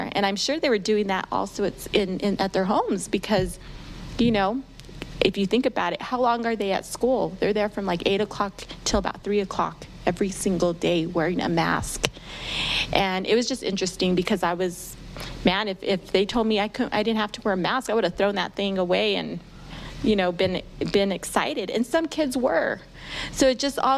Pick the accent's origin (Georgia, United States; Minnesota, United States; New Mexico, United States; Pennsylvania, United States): New Mexico, United States; I'm a Hispanic woman, you know, born and raised in New Mexico